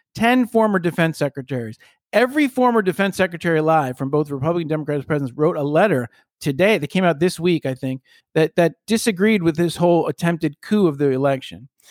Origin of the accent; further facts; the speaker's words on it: United States; as an American, a kid growing up who loved history